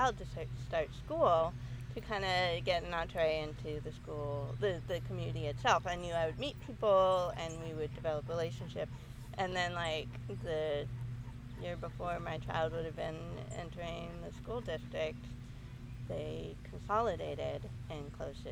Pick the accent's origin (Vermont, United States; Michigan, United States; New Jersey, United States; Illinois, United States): Vermont, United States; North Hero; also born or lived in New Hampshire / Southern New York; But I have grown up since then in Vermont. I grew up in North Hero since I was 11